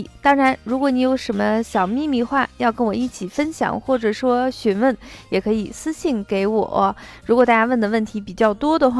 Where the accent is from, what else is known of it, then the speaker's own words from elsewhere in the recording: northern China, China; 那么，对于麦饭，很多南方人可能不是很熟悉，但是作为北方人来说，嗯，几乎家家户户都有自己喜欢的麦饭品种。